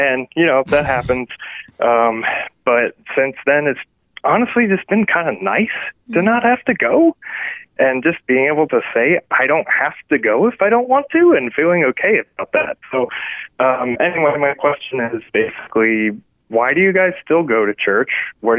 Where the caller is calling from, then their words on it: Virginia, United States; from Virginia.